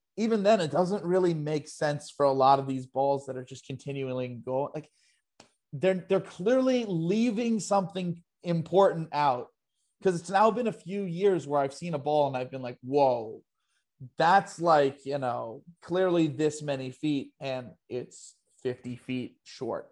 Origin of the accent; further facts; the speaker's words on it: New York, United States; I'm New Yorker through and through